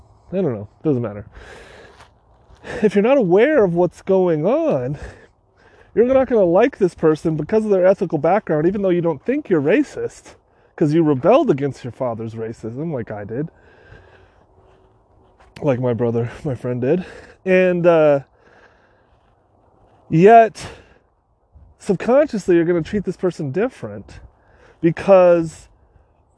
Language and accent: English; California, United States; we were born and raised in California